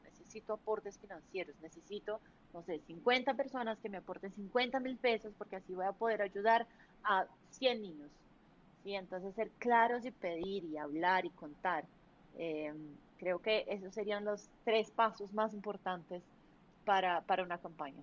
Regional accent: Brazil; Spanish is a second language; now in Colombia

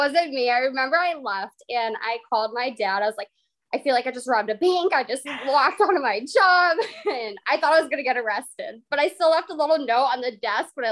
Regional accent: Massachusetts, United States; I am from Massachusetts

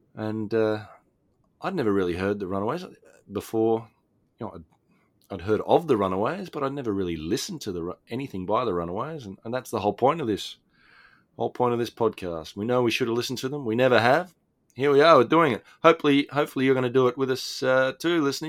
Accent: Australia; Australia, my home country

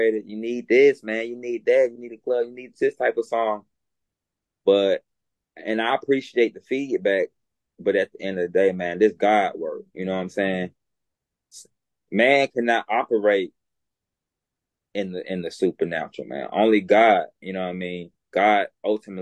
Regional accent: Alabama, United States; accent: Southern; growing up in Alabama, being raised by my grandmother

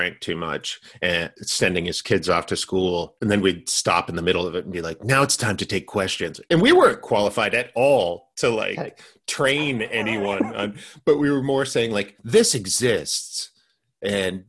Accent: Maine, United States; also born or lived in Massachusetts; now in Los Angeles, United States; I'm from Maine

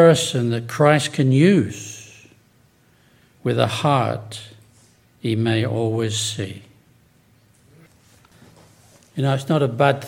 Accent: England, United Kingdom; moved away; also born or lived in Chicopee, Massachusetts; I was from England

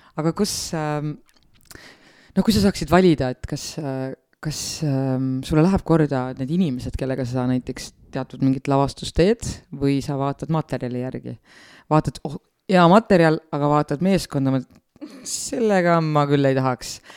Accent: Otepää, Valga County, Estonia; ma olen lihtne maatüdruk, tulen Otepäält

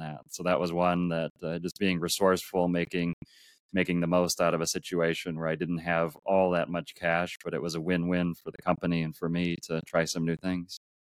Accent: Minneapolis, Minnesota, United States; I grew up in Minneapolis, Minnesota, in the U S

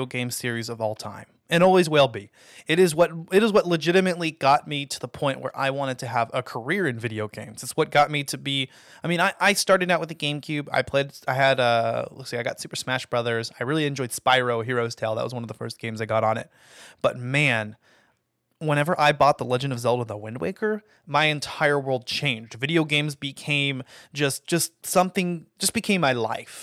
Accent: United States; as the American people

